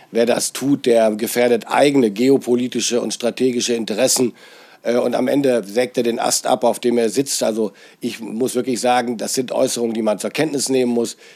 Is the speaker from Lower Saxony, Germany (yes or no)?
yes; Lower Saxony, Germany; Es gibt in Niedersachsen, ich bin ja Niedersachse, den schönen Spruch